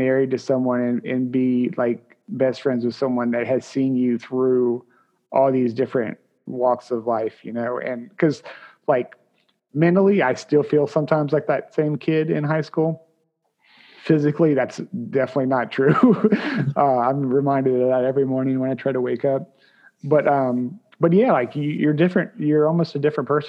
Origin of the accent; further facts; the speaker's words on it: Williamsburg, Virginia, United States; I grew up here in Williamsburg